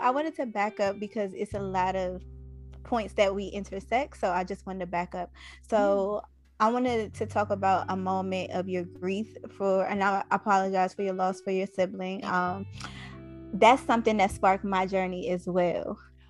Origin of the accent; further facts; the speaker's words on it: Washington, District of Columbia, United States; now in Atlanta, United States; I'm actually from Anacostia. I live in Atlanta now.